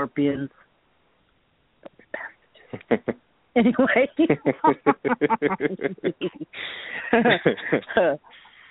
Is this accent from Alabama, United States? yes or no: no; Boston, Massachusetts, United States; now in California, United States; I was born in Boston